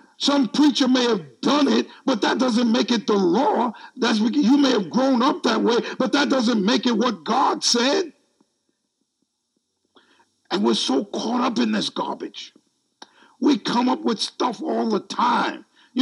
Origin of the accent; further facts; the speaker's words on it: United States; I'm American